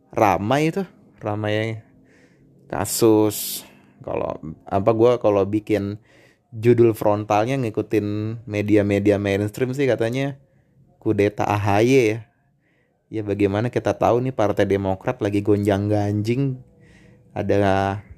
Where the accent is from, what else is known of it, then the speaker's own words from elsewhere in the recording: Depok, West Java, Indonesia; gue orang Depok nih ya secara Bojong Sari Sawangan ke kota Depok Margona tuh nggak sampai berpuluh-puluh kilo